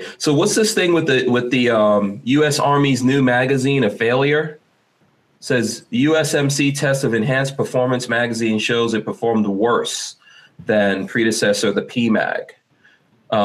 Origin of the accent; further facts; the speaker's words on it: Guyana; I know, like, for example, I'm from Guyana, and in Guyana, I actually have relatives in Guyana that have committed suicide